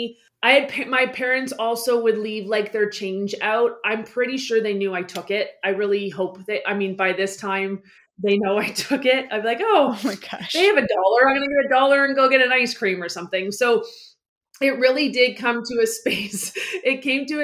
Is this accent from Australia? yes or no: no; Ontario, Canada; I reside, born, raised in Ontario, Canada